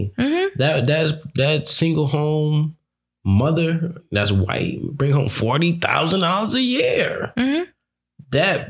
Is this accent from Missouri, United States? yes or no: no; New York, United States; I'm from New York.